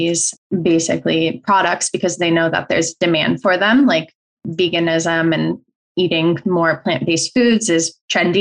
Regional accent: Colorado, United States; now in California, United States; I grew up in Colorado

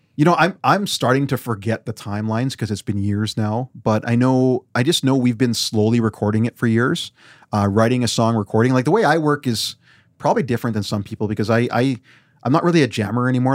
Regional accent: Weyburn, Saskatchewan, Canada; moved away; I grew up there when there was very few brown people

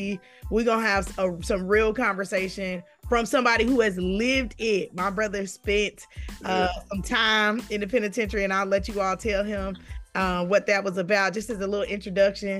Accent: Westchester, New York, United States; we was raised in Westchester

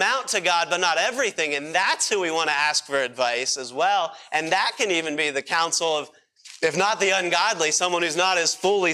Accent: Pennsylvania, United States; moved away; I grew up in Pennsylvania, and you probably think I still talk like it.

